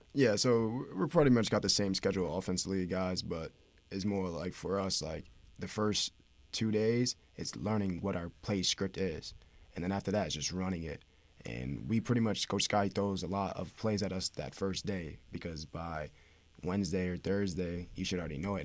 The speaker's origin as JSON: {"language": "English", "region": "upstate New York", "country": "United States", "moved": "as an adult", "lives_now": "West Haven, United States", "said": "I'm from New York"}